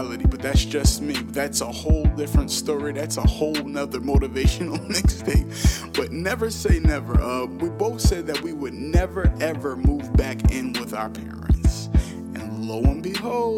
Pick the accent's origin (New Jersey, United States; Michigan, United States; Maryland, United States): New Jersey, United States; Newark; I'm from Newark, New Jersey